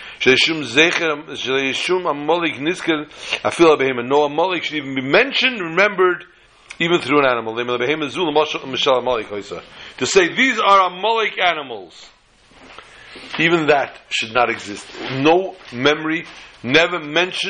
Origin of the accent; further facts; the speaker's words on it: New York City, New York, United States; the block that I grew up on in Borough Park, Brooklyn